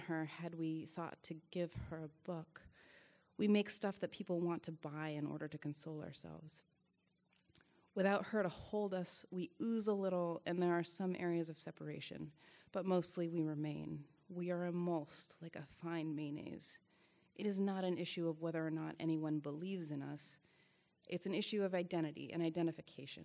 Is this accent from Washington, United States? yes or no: yes; Washington, United States; I'm from Washington State